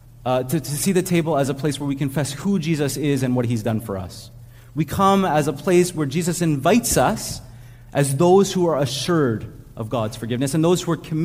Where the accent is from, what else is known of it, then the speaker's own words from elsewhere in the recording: Montreal, Quebec, Canada; also born or lived in Ontario; now in Montreal, Canada; when we grew up in Montreal, but when we were living in Ontario